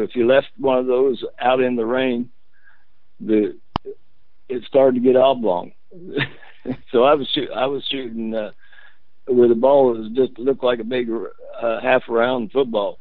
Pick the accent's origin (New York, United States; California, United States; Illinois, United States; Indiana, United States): Indiana, United States; Alexandria; also born or lived in Redkey, Indiana / Muncie, Indiana; I'm not from Muncie. First thing, I uh, was born and attended the fifth grade at Alexandria